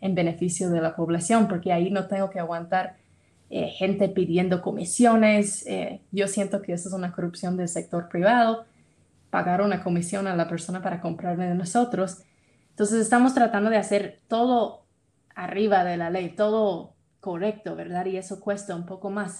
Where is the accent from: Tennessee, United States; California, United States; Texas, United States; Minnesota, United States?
Tennessee, United States; Spanish is a second language; moved away as an adult; now in Guatemala; yo soy de Tennessee, de los Estados Unidos